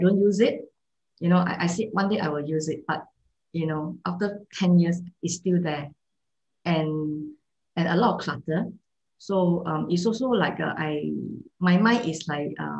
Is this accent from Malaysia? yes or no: yes; Malaysia; moved away; also born or lived in Singapore; I come from Malaysia, okay? I stayed in Singapore for many years. So in the past, during my childhood, I experienced kampung life